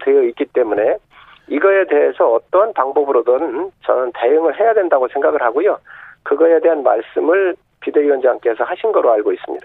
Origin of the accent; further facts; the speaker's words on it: South Chungcheong, South Korea; 서산 태안 출신